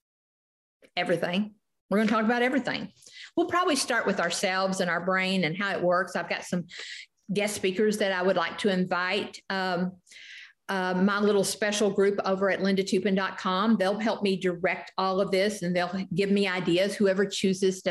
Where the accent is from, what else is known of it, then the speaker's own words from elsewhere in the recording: the South, United States; I grew up in the South, drank sweet tea